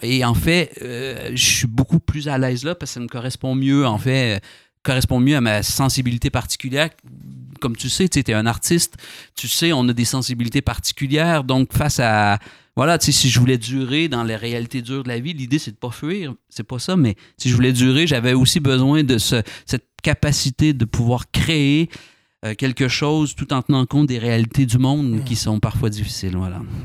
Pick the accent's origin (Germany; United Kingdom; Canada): Canada; Trois-Rivières, Quebec; accent: Québécois; moved away as an adult; also born or lived in Montreal, Canada; now in France; je viens de Trois-Rivières. Trois-Rivières en plein cœur du Québec.